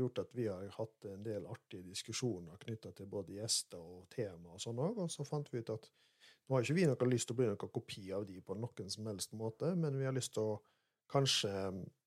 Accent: Molde, Møre og Romsdal, Norway; moved away as an adult; now in Rogaland, Norway; Jeg er fra Gjendem utafor Molde og vokste opp på gård

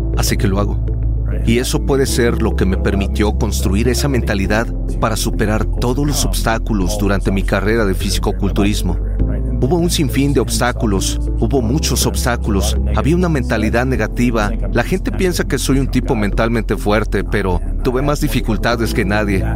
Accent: Toronto, Ontario, Canada; me estaba congelando en Canadá, crecí en Toronto

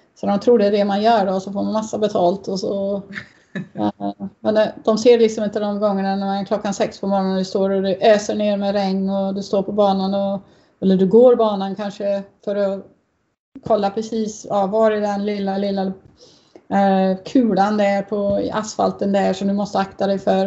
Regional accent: Uddevalla, Västra Götaland, Sweden; moved away; i Uddevalla där jag växte upp

